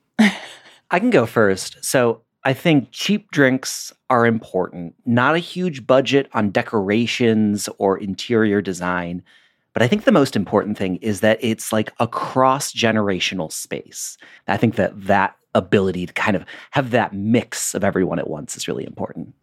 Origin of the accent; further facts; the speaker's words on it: Michigan, United States; now in Portland, United States; I'm from Michigan